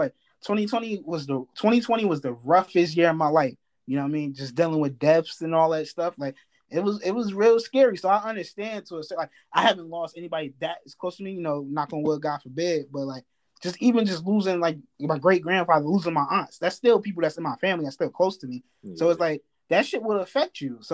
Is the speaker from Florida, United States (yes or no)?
no; New Jersey, United States; moved away; I'm from Jersey